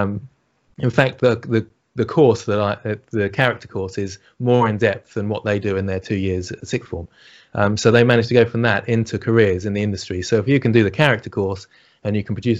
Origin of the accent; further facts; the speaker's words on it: United Kingdom; accent: British; Excuse my British accent